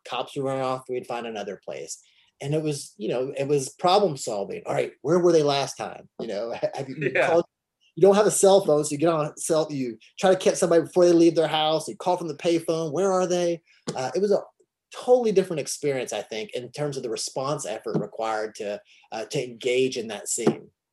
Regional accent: Kentucky, United States; here I'm this kid from Kentucky

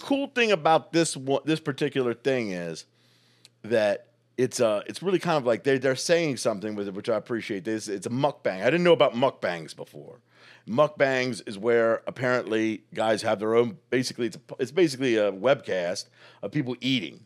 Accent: Baltimore, Maryland, United States; moved away as an adult; also born or lived in New York; now in Indianapolis, United States; when I grew up in Baltimore

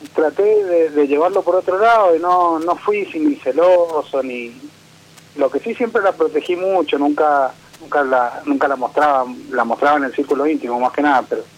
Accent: Mendoza, Argentina; De Mendoza

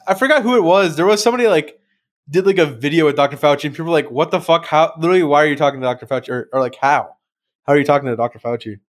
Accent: United States; I'm, I'm American

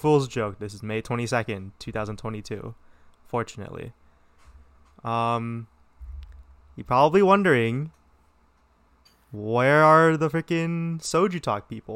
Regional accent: Southern California, United States; I'm from Southern California

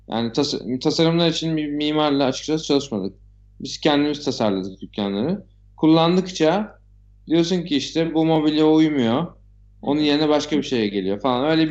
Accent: Istanbul, Turkey; doğma büyüme Nişantaşı çocuğuyum.

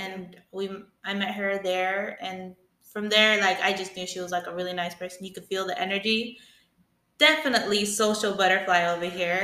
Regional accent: Newport, Oregon, United States; Soy nacida en Newport, Oregon.

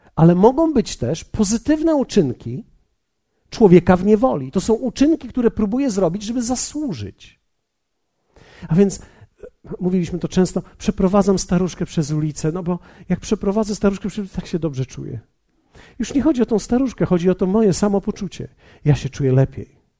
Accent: Poland; Polacy, my jesteśmy tacy dobrzy ludzie

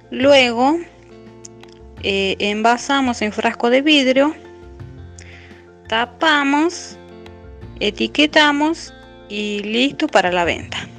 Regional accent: Ancasti, Catamarca, Argentina; eh, soy de Ancasti

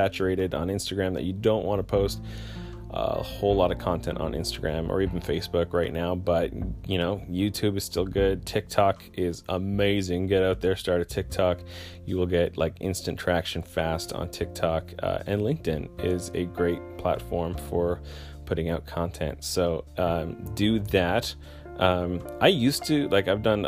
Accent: Canada; I'm Canadian

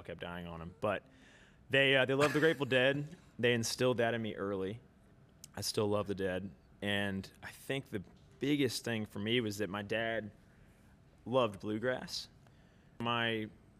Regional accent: Virginia Beach, Virginia, United States; moved away as an adult; also born or lived in Eastern North Carolina / Charlottesville, Virginia; now in Nashville, United States; I grew up in Virginia Beach. So I was kind of a coastal kid growing up

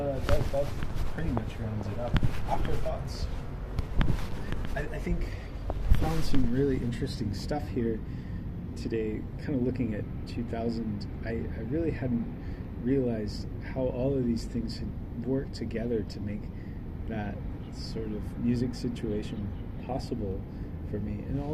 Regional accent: the South, United States; growing up in the South, maybe at that time there wasn't a lot, that was incredibly hopeful.

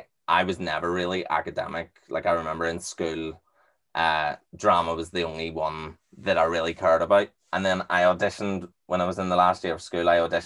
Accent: Belfast, Northern Ireland, United Kingdom; when I was growing up in Belfast, there's not really anything like that.

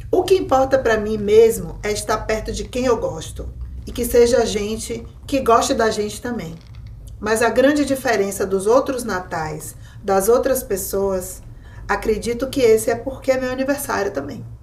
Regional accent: Recife, Pernambuco, Brazil; Eu sou de Recife, mas tenho família em São Paulo, na Bahia.

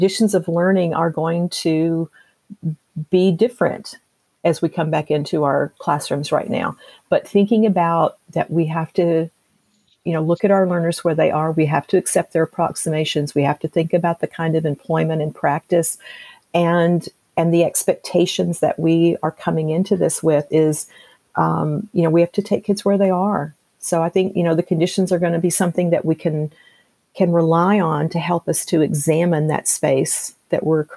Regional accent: Tennessee, United States; I'm from Tennessee, and my mother would make biscuits. You know, that was our big thing growing up

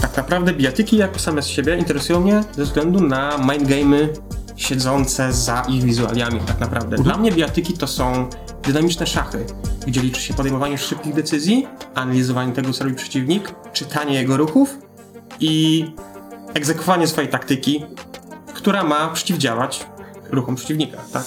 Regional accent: Poland; jak każdy rodowity Polak

